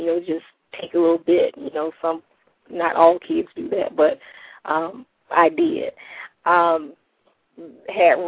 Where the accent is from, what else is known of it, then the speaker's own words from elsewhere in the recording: South Florida, United States; I grew up in South Florida, lived with my mom.